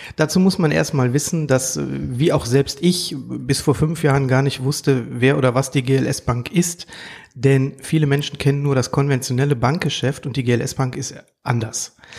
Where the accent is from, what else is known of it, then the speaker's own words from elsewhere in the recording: Duisburg, North Rhine-Westphalia, Germany; Ein Ruhrpott-Gewächs, gebürtiger Duisburger